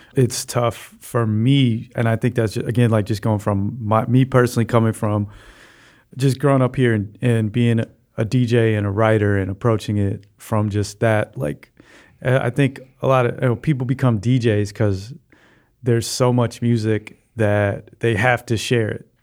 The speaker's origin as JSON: {"language": "English", "town": "Chicago", "region": "Illinois", "country": "United States", "tie": "born or raised there", "said": "I grew up in Hyde Park, um, uh, fifty-fourth and Hyde Park Boulevard"}